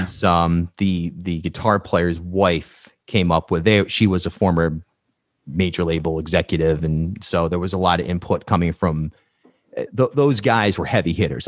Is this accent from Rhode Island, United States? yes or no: yes; Charlestown, Rhode Island, United States; moved away as an adult; also born or lived in New York; I grew up in Charlestown and in the woods